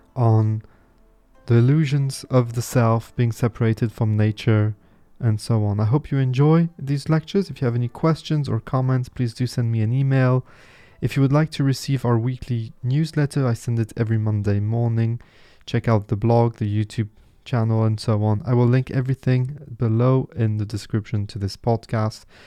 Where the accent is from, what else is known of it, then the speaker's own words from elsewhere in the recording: Nice, Provence-Alpes-Côte d'Azur, France; first language French; English is a second language; I was born in Nice, which is in the southeast of France